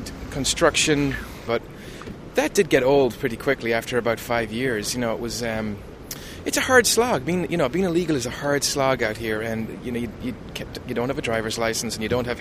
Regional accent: Ballina, Connacht, Ireland; moved away as an adult; also born or lived in Dublin / England; now in United States; I'm from County Mayo in Ireland. Ballina, County Mayo in Ireland

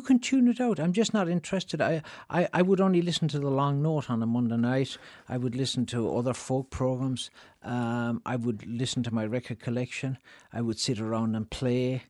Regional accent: Ireland; moved away as an adult; also born or lived in Chicago, United States

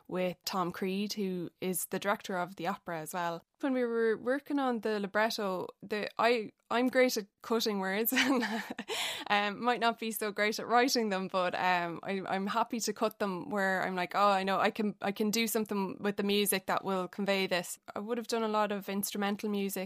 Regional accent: Athlone, Leinster, Ireland; I'm from Athlone

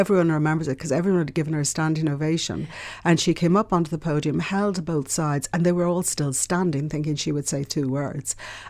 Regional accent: Ireland; And I grew up in Ireland where we never talked about things, you know, like sexual abuse.

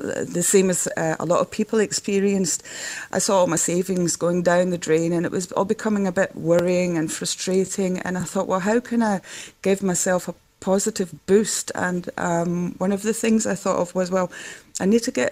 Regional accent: Netherlands; accent: Scottish; also born or lived in Glasgow, Scotland; my parents emigrated when I was 4. So I basically grew up in Holland

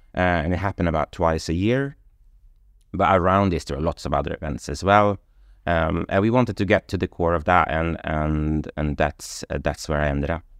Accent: Sweden; moved away as an adult; also born or lived in London; I come from Sweden

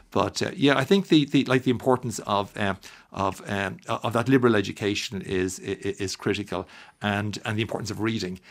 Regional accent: Dublin, Leinster, Ireland; I'm from Dublin

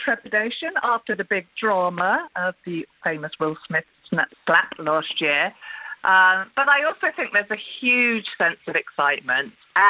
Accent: England, United Kingdom; I'm half Irish. I was born in England

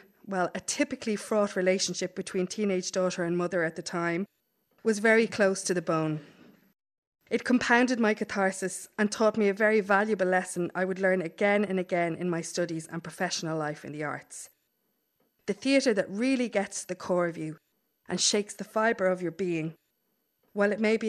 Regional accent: Ulster, Ireland; think there's something about the casual excellence of knitting and of storytelling and of song that I grew up with in Donegal

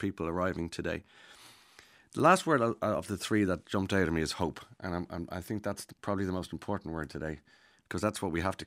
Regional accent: Ireland; as Irish people

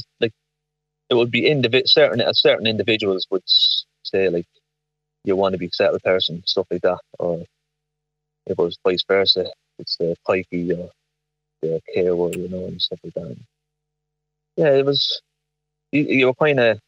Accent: Navan, County Meath, Ireland; I'm from Navan, County Mead

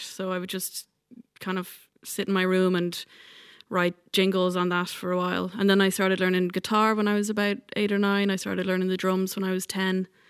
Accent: Ireland; also born or lived in New York / Dublin; now in West Kerry, Ireland; when I moved home from New York, I think the thing that kept me in Ireland

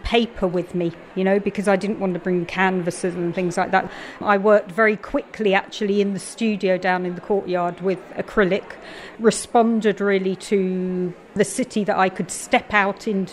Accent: London, United Kingdom; moved away as an adult; also born or lived in Belfast / Galway; now in Ireland; I come from London and I've been living in Ireland since 95, actually, Belfast, then Galway.

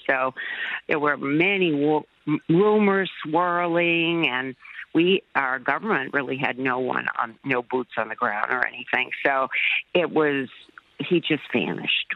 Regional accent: United States; as an American

